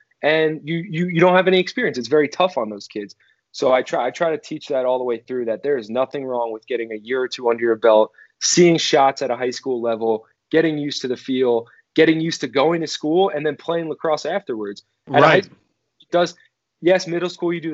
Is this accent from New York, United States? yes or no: yes; Farmingdale, New York, United States; I'm from Farmingdale, New York, which is a small town